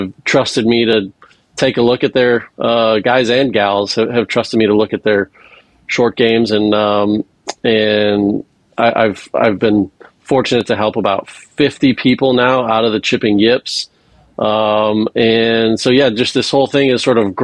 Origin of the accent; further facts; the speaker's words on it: Hawaii, United States; moved away; I was born and raised in Hawaii and went to UCLA